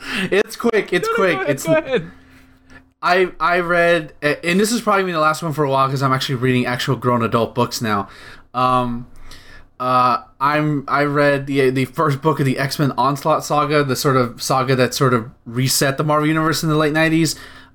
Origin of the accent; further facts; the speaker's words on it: United States; I, as an American